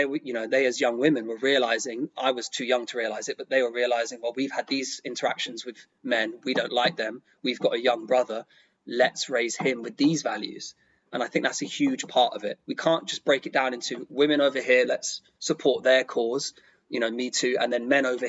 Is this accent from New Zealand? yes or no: no; London, United Kingdom; I grew up in London, extremely multicultural.